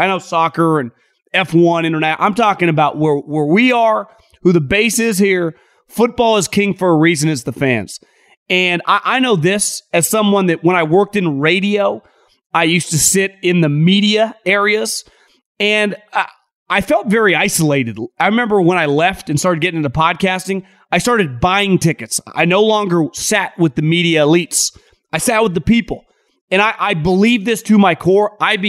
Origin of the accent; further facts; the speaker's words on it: West Coast, United States; And I know a lot of Ducks fans growing up on the West Coast.